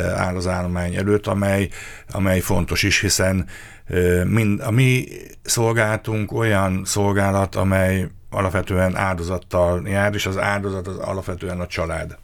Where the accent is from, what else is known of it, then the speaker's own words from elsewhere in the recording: Karcag, Jász-Nagykun-Szolnok, Hungary; moved away as an adult; also born or lived in Eger; now in Miskolc, Hungary; nekem a szülőhelyem Jásznakun Szolnok megye, Karcegi származásúként